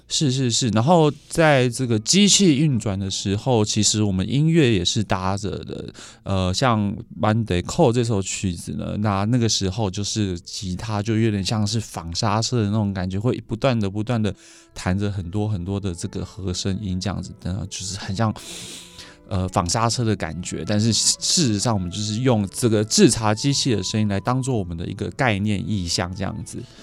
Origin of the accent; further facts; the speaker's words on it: Taiwan; 我们台湾人直接顺着语韵唱